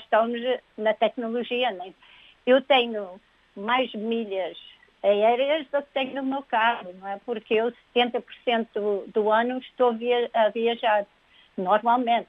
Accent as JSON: {"language": "Portuguese", "country": "Portugal", "moved": "yes", "lives_now": "United States", "said": "como portugueses"}